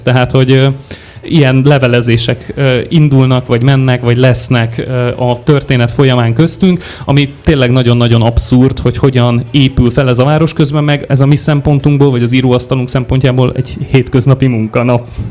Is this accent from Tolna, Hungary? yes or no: no; Szombathely, Vas, Hungary; moved away as an adult; now in Budapest, Hungary; én szombathelyiként születtem